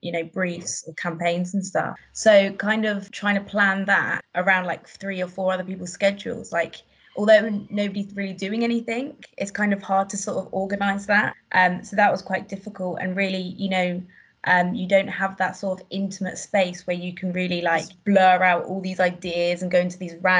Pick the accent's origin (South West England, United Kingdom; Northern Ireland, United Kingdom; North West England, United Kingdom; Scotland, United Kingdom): South West England, United Kingdom; Cornwall; I'm from Cornwall